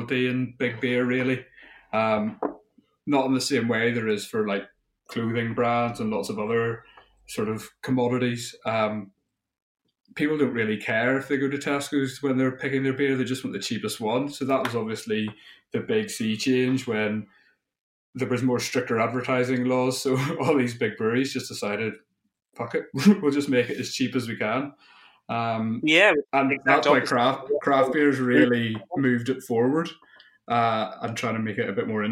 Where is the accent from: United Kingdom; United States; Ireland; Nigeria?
Ireland; being Irish